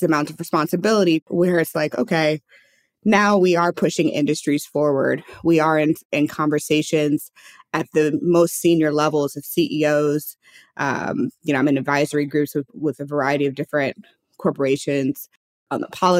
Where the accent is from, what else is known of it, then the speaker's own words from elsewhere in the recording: St. Louis, Missouri, United States; I'm from St. Louis, Missouri. So I grew up in a state that was, you know, flyover state, more or less